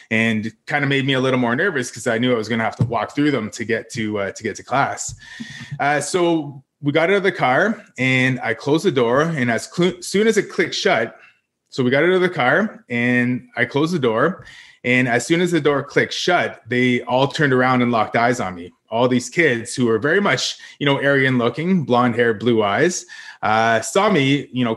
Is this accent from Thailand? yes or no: no; Parry Sound, Ontario, Canada; growing up in the Parry Sound area, which is a town surrounded by five First Nations